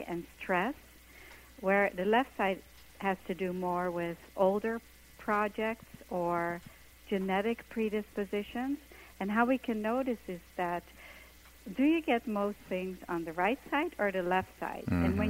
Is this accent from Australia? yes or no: no; Netherlands; moved away as an adult; now in New York, United States; I came from Holland to New York to be a dancer, and I got myself into this company